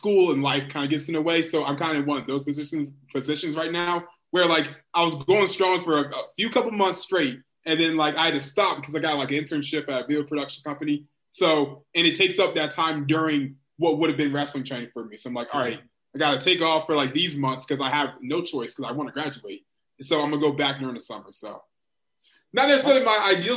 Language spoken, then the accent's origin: English; Virginia Beach, Virginia, United States; moved away; also born or lived in Washington, D.C.; I'm from Virginia Beach